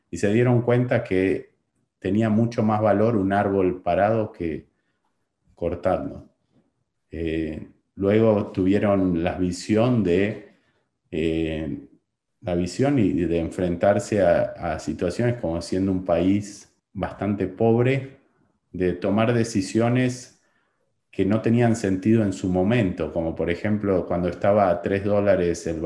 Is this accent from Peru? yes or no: no; Buenos Aires, Argentina; born there; nací, nací en Buenos Aires eh, pasando de una gran ciudad, de una educación tradicional, de una familia tradicional